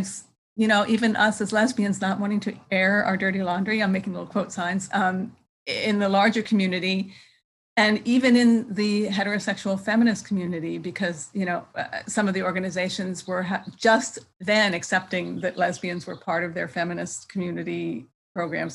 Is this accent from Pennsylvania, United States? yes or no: yes; Philadelphia, Pennsylvania, United States; moved away as an adult; now in San Francisco Bay Area, United States; I'm from Philadelphia, but I've been in the Bay Area for more than 30 years now